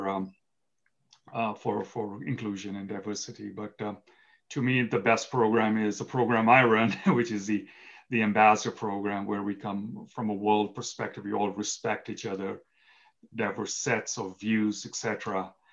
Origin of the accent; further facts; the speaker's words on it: Kenya; moved away as an adult; now in United States; I was born in Kenya, East Africa. I moved to the United States when I was 18 years old